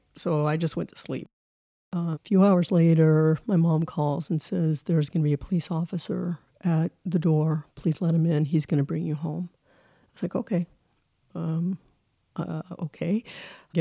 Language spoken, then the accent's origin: English; Colorado, United States; also born or lived in Texas; I grew up in Colorado